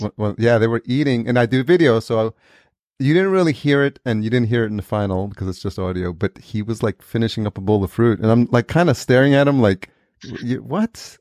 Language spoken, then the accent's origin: English; New York, United States; We grew up in New York together